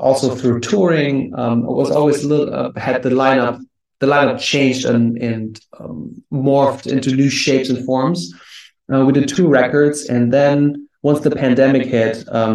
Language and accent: English; Germany; moved away as an adult; also born or lived in New York; now in United States; I'm originally from Germany and I came to the US in 2010.